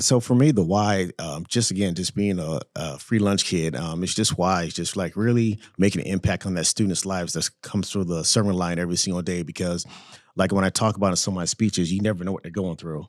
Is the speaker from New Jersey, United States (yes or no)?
no; Orlando, Florida, United States; also born or lived in Saint Croix, U.S. Virgin Islands; I grew up there in Florida, grew up a free lunch kid, um, in Orlando, Florida